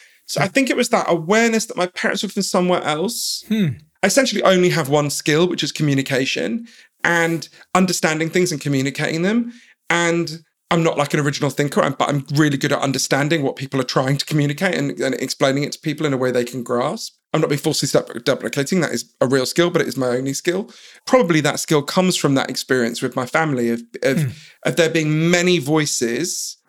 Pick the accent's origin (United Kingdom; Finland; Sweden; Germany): United Kingdom; London; But I grew up in London, in a kind of middle-class suburb of London. And quite early on, I sort of realized that my parents were from somewhere else